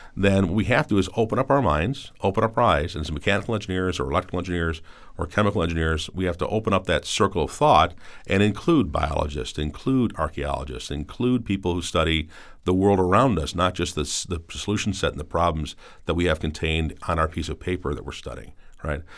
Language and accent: English; Cleveland, Ohio, United States; a kid growing up in Cleveland